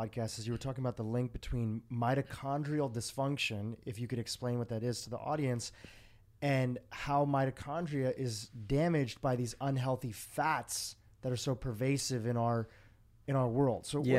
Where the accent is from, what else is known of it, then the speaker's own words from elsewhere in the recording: India; Of course, I'm South Asian descent. I'm from India. And when I go and visit India